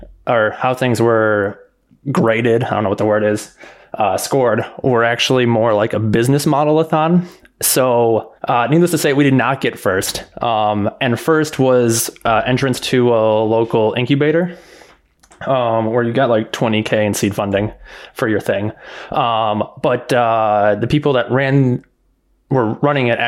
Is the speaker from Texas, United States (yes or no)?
no; Milwaukee, Wisconsin, United States; now in Chicago, United States; I'm currently living in Chicago, Illinois. Originally from Milwaukee, Wisconsin